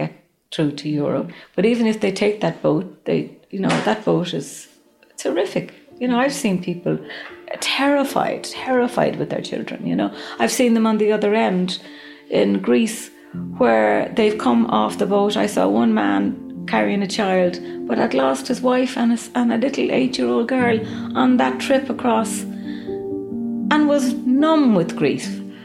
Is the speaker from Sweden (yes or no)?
no; Waterford, Munster, Ireland; moved away as an adult; now in Izmir, Turkey; I'm from Waterford in Southern Ireland